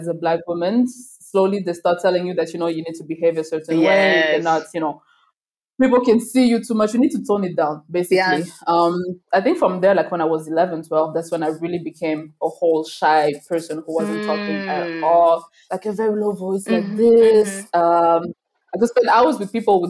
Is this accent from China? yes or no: no; Brussels, Brussels-Capital Region, Belgium; moved away as an adult; also born or lived in New York; now in Rwanda; I was born in Rwanda in 94. And when I was about three, we moved to Belgium, to Brussels, the entire family